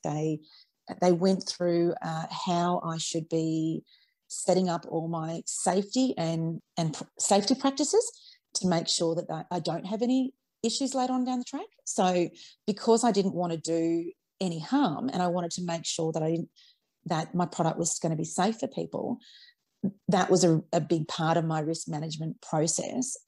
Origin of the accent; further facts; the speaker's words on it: Australia; I was raised on Vegemite like everybody else uh, in Australia